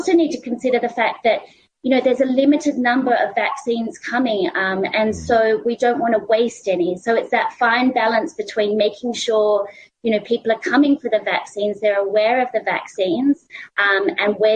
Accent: Australia; accent: Australian; I'm actually from Australia, so I kind of pronounce it with the Australian accent

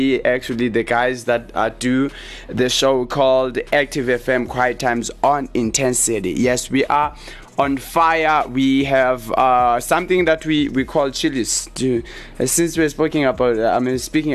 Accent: Eastern Cape, South Africa; Because I grew up there, doesn't mean I come there. I come from Eastern Cape.

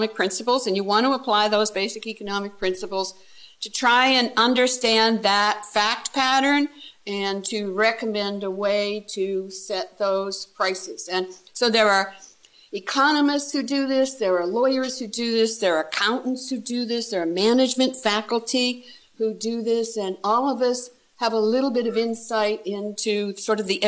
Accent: Canada; also born or lived in Halifax, Nova Scotia; I'm a Canadian, so I was in Halifax, Nova Scotia

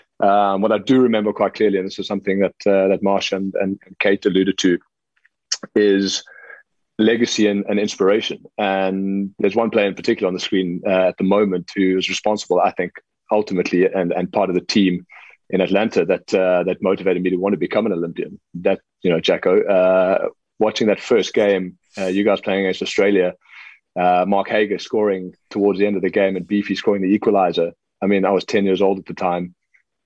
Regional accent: South Africa; as a South African hockey player

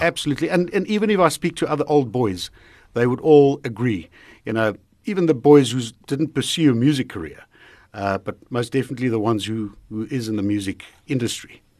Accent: Heidelberg, Gauteng, South Africa; also born or lived in Drakensberg; That's where I come from. That's where I grew up. Uh, partly grew up in the Drakensberg, uh, but most of the time, Heidelberg. That's my hometown.

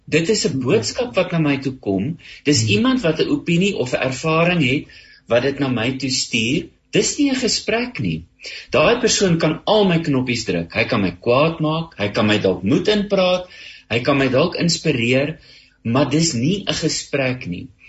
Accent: South Africa

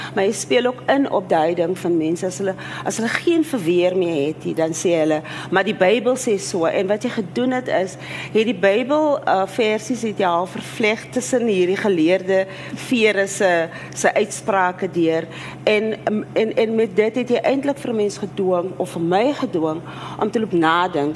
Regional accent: South Africa; as Afrikaner vrou so, ek weet nie, ek woon in my uh deel van Suid-Afrika

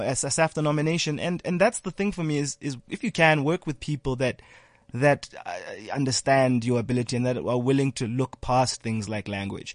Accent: South Africa; also born or lived in Ghana / Lesotho; it was tough, you know, growing up in South Africa

